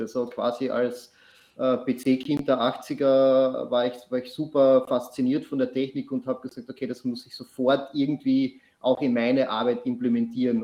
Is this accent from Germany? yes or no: no; Austria; Ich komme aus Österreich, nicht aus Australien.